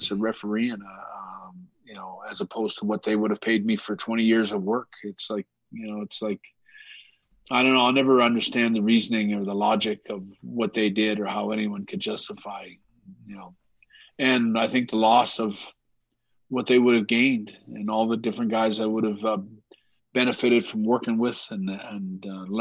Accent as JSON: {"language": "English", "country": "Canada"}